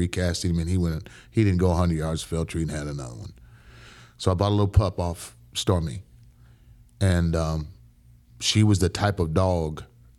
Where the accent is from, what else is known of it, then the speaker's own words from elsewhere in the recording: Dayton, Ohio, United States; also born or lived in Brooklyn; I was born in Brooklyn. And we moved to Dayton, Ohio.